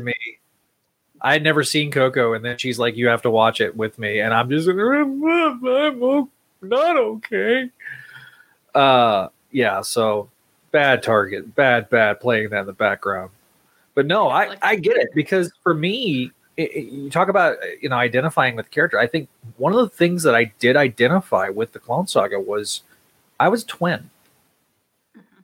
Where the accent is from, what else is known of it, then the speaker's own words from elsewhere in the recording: Northwest Texas, United States; Being you know from West Texas, I Northwest Texas.